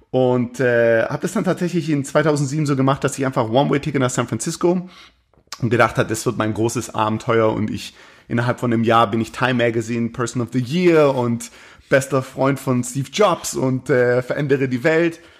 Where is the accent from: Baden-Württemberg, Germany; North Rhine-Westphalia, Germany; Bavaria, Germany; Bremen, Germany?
Baden-Württemberg, Germany; bin im Schwabenland groß geworden, aber ich hatte durchaus, äh, durchaus meine, meine Schwierigkeiten, meine kulturellen Schwierigkeiten mit dem Schwabenland.